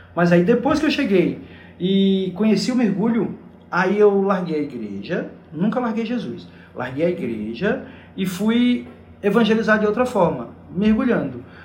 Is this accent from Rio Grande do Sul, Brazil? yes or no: no; Garanhuns, Pernambuco, Brazil; now in Fernando de Noronha, Brazil; eu, jovem adolescente, onde eu morava lá em Garanhuns